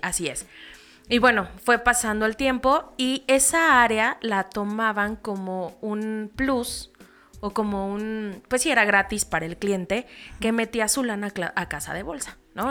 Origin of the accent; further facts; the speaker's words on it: Toluca, State of Mexico, Mexico; also born or lived in Naucalpan / Querétaro; nací y crecí en el Estado de México